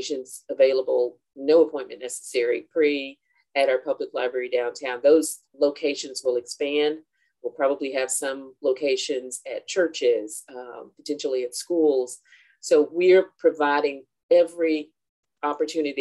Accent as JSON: {"language": "English", "town": "Chattanooga", "region": "Tennessee", "country": "United States", "tie": "born or raised there", "moved": "as an adult", "said": "my hometown of Chattanooga, Tennessee. Born and raised here"}